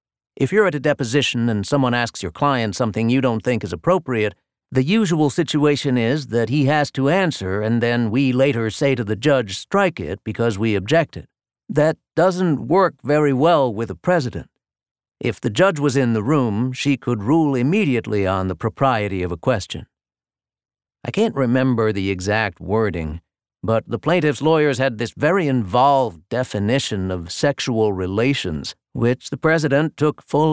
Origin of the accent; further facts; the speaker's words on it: Louisiana, United States; Maybe it's just growing up in Louisiana, or maybe it's just my kind of view of the world